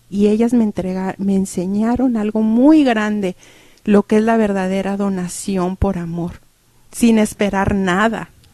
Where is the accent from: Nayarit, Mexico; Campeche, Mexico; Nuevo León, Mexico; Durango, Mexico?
Durango, Mexico; Cuauhtémoc; mi pueblo, que yo soy de Durango, de Cuauhtémoc